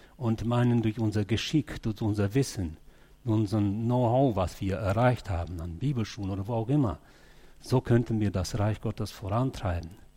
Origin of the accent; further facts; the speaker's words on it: Germany; als Deutsche